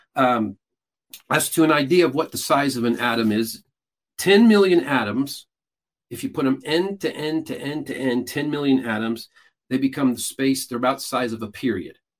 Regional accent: Peru; now in United States; I was born and raised in Peru, South America, grew up what is largely considered a cult.

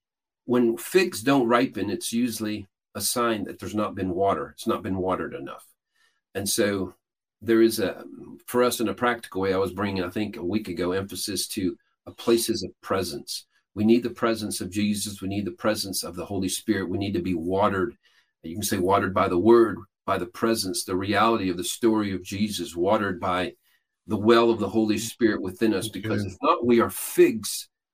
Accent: Peru; I grew up in Peru, South America. My parents were missionaries there.

